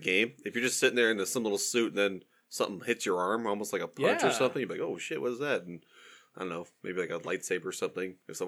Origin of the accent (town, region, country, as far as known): United States